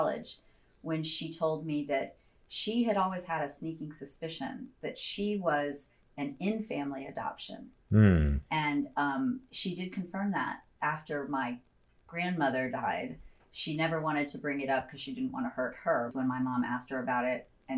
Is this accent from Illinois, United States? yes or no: yes; Chicago area, Illinois, United States; also born or lived in Evanston, Illinois / Glen Ellyn, Illinois / Washington, D.C. area / Winnetka, Illinois; when my parents adopted me, we lived in a town called Glen Ellen, which I think is about an hour outside of Chicago West. When we moved to the DC area until I was 10, and then we went back to the Chicago area, and we were in Winnetka.